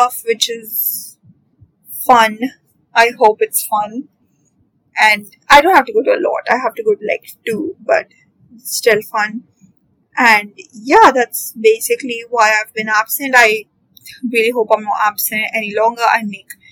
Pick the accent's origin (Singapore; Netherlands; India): India; especially as an Indian